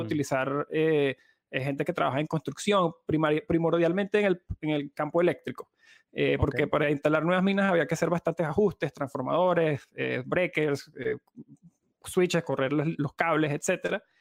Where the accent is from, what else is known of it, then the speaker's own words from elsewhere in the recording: Venezuela; como venezolanos